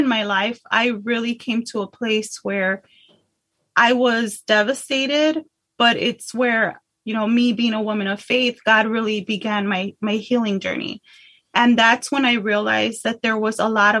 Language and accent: English; Chicago, Illinois, United States; now in Texas, United States; I'm originally from Chicago